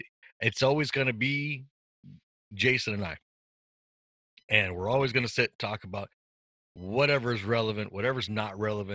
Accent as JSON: {"language": "English", "region": "Washington", "country": "United States", "said": "I'm from Washington State."}